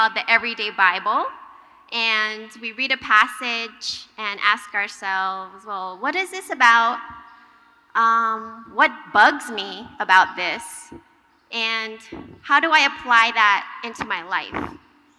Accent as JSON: {"language": "English", "region": "Hawaii", "country": "United States", "tie": "born or raised there", "also_born_or_lived": "Boston", "moved": "as an adult", "said": "I grew up in Hawaii, and my brother and I grew up attending church"}